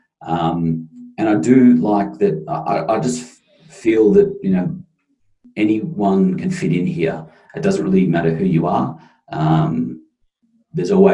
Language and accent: English; rural Victoria, Australia; moved away as an adult; also born or lived in Melbourne; now in London, United Kingdom; I grew up in on the other side of Victoria, but a long way out of the city, you know, with a lot of farms and that.